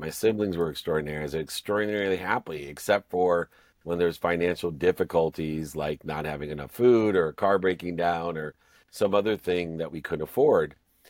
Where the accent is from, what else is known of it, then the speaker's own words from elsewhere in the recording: Akron, Ohio, United States; born there; when I was born in Akron, Ohio, into a family of six kids, five boys and a girl.